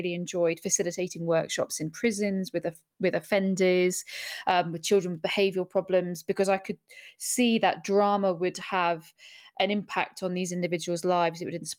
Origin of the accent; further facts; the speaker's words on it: Bahrain; also born or lived in Abu Dhabi, United Arab Emirates; now in London, United Kingdom; So I grew up in the Middle East in Bahrain and Abu Dhabi, and then I moved to Surrey